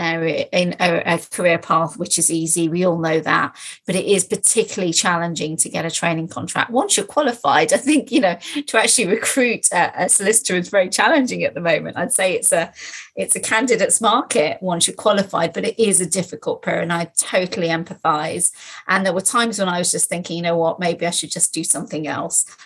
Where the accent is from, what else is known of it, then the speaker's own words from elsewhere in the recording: Nottingham, East Midlands, United Kingdom; also born or lived in London; I was brought up in Nottingham